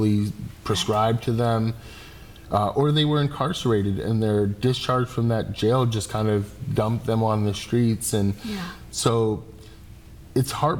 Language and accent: English; Holyoke, Massachusetts, United States; I'm a kid from Holyoke.